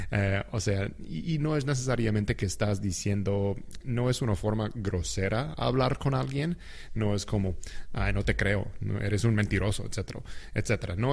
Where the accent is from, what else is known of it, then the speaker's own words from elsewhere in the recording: United States; el, idioma normal que nosotros usamos cuando hablamos entre sí como americanos